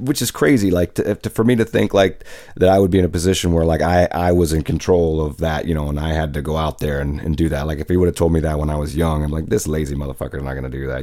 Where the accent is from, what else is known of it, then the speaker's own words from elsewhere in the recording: Tacoma, Washington, United States; I'm from Tacoma